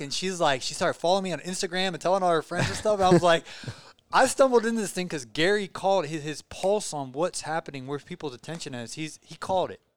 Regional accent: Belarus; I'm from Belarus

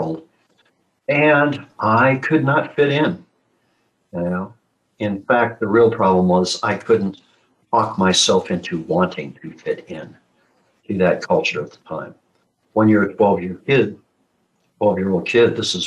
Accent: Midwestern United States, United States; I was born and raised in the Midwestern United States

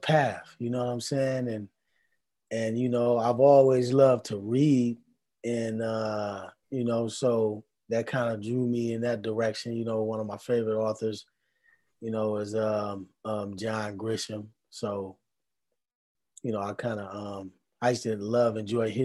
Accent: Milwaukee, Wisconsin, United States; Milwaukee, man. Born and raised

